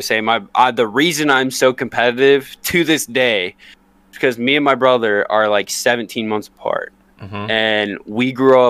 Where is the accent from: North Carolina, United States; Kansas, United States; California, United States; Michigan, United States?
Kansas, United States; I was born and raised in Kansas.